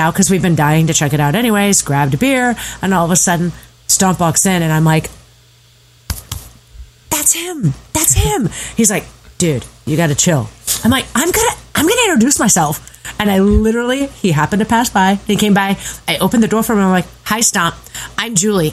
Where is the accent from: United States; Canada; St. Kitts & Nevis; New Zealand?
United States; Sacramento, California; moved away; I'm originally from California, Sacramento